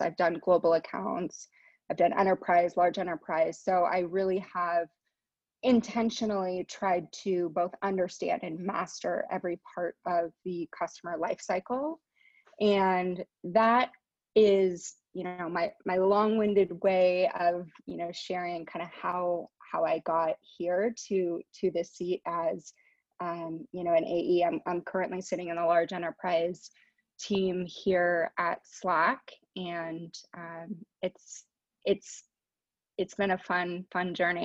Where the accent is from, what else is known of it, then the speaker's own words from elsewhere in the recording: San Francisco, California, United States; I was born here in San Francisco. I'm based in San Francisco still, currently working out of my house as we all are, but I grew up in the in the Bay Area